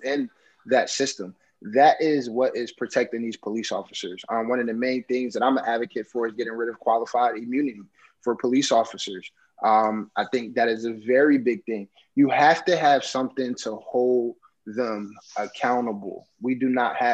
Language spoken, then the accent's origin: English; New Jersey, United States; I come from New Jersey. We are a police state